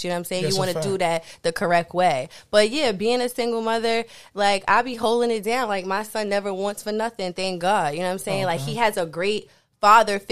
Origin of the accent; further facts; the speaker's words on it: Queens / Long Island, New York, United States; also born or lived in Far Rockaway, Queens, New York / Inwood, Nassau County, New York; I'm from Queens and Long Island, like I'm on the border. So I was born in Far Rockaway and then my family kind of like migrated a little bit into Long Island, which is Inwood, it's considered Nassau County